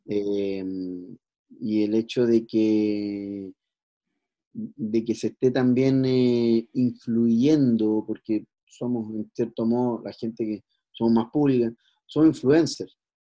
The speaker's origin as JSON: {"language": "Spanish", "country": "Chile", "said": "la idiosincrasia que tenemos hoy por hoy como chilenos"}